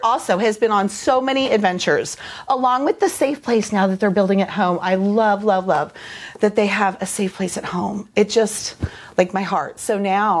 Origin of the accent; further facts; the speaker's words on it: Kansas City, Missouri, United States; I am from Kansas City, Missouri, but I work at Grace Early Childhood in Belton, Missouri